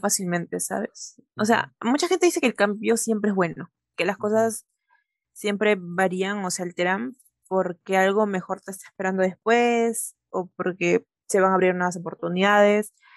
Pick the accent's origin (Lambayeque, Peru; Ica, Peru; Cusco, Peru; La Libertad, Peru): Ica, Peru; moved away as an adult; now in Lima, Peru; yo soy de Ica, yo soy de provincia y allá las cosas son totalmente diferentes.